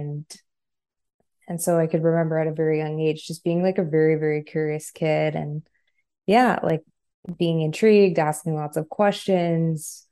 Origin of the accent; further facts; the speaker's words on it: Montreal, Quebec, Canada; I'm from Montreal